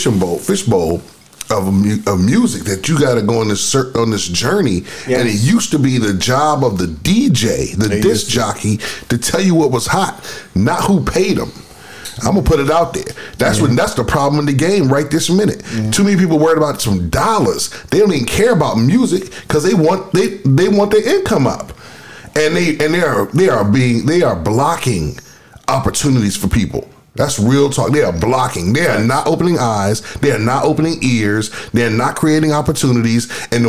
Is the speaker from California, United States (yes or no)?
no; Houston, Texas, United States; I grew up in the South. You're like, where? Houston, Texas.